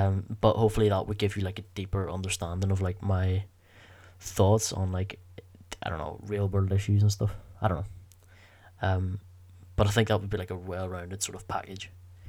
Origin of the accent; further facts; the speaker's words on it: Belfast, Northern Ireland, United Kingdom; The podcast would be called Belfast's Finest, because we're both from Belfast